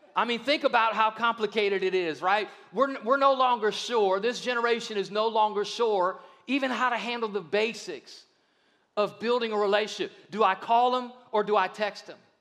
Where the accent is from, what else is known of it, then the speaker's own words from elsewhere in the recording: Akron, Ohio, United States; I grew up in Akron, Ohio, which is just right down the road